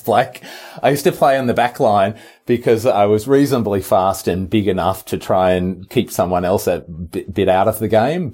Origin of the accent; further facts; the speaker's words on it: Marysville, Victoria, Australia; also born or lived in Melbourne, Australia / Drouin, Australia; We moved from Marysville to Melbourne when I was starting year 10